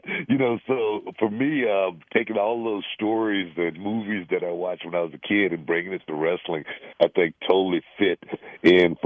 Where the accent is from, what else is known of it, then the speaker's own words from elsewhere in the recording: Houston, Texas, United States; I'm a kid from South Park, Texas